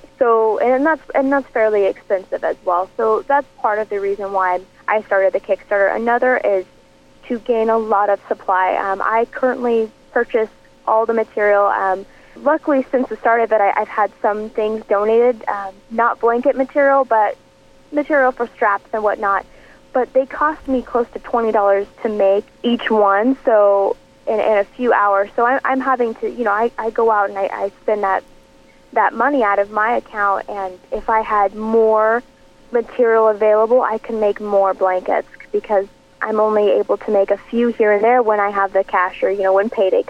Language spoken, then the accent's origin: English; Portland, United States; this is my hometown